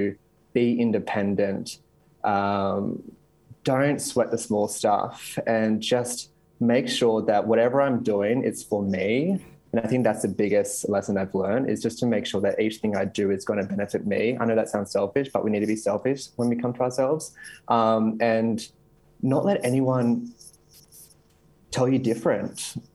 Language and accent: English; Campbelltown, New South Wales, Australia; I grew up in Western Sydney in Campbelltown